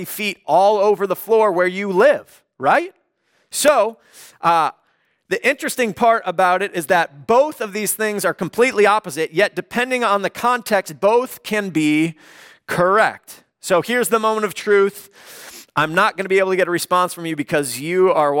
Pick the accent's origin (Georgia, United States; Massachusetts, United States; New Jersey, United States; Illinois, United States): Illinois, United States; Chicago; now in Los Angeles, United States; I grew up in the Chicagoland area